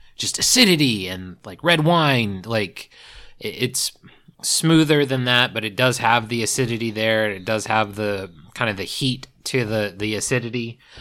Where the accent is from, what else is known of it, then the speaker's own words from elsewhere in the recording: East Coast, United States; I grew up on the East Coast